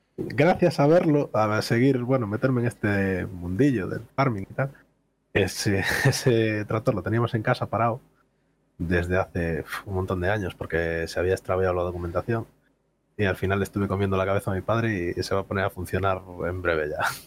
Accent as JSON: {"language": "Spanish", "town": "Vigo", "region": "Galicia", "country": "Spain", "said": "Soy de Galicia, del sur de Galicia, zona de Vigo"}